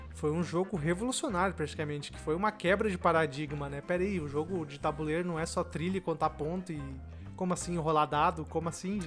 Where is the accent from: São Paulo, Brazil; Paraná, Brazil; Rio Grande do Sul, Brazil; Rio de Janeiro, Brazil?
Rio Grande do Sul, Brazil; Venâncio Aires; eu sou do Rio Grande do Sul, Venâncio Aires